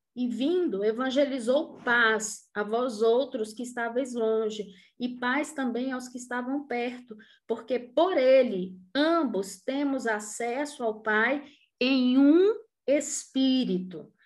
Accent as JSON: {"language": "Portuguese", "country": "Brazil", "said": "a formação da gente enquanto brasileiro"}